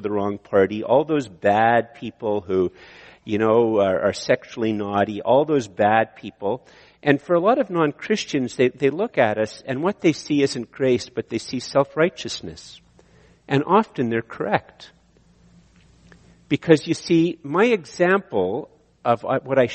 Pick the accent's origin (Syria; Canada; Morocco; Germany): Canada; I'm a Canadian